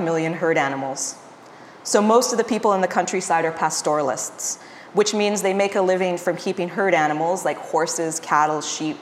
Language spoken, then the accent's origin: English; Nova Scotia, Canada; also born or lived in Montreal, Canada / Arizona, United States / California, United States; now in Peterborough, Canada; I grew up in Nova Scotia